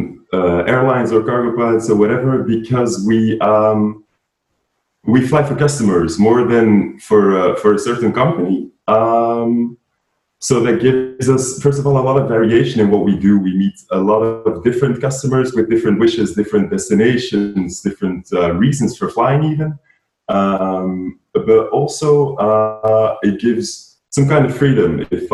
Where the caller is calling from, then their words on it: Antwerp, Flanders, Belgium; I'm joining from Antwerp in Belgium.